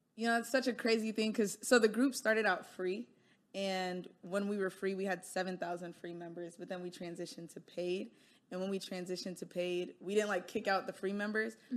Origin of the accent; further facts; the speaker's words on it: United States; I am Nigerian, right? But I live and was born and grew up in America